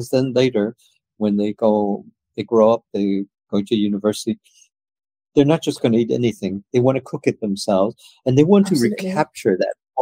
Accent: United States; I grew up in the States

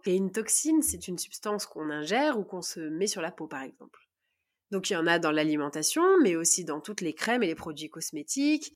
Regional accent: Grenoble, Auvergne-Rhône-Alpes, France; je viens de Grenoble

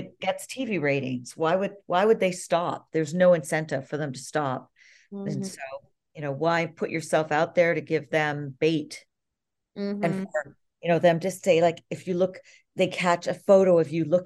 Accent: Canada; being a Commonwealther, since I'm Canadian

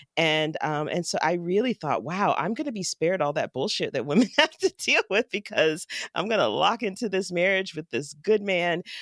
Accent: Jacksonville, Florida, United States; now in Pittsburgh, United States; my hometown of Jacksonville, Florida

